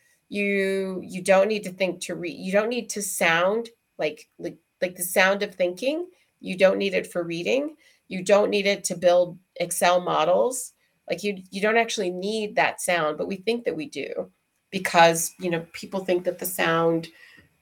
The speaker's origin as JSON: {"language": "English", "town": "Houston", "region": "Texas", "country": "United States", "tie": "born or raised there", "also_born_or_lived": "Shanghai / Hong Kong", "moved": "yes", "said": "growing up in Houston, Texas, as a little Black girl in a white neighborhood"}